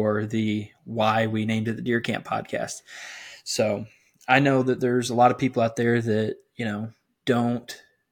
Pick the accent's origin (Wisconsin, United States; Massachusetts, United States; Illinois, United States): Illinois, United States; South Central; I'm from South Central Illinois